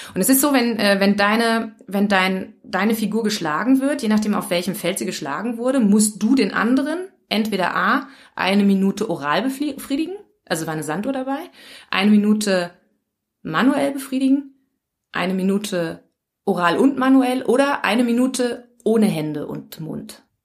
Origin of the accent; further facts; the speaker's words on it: Germany; moved away as an adult; now in Linz area, Austria; bin aus Deutschland. Man hört es vielleicht.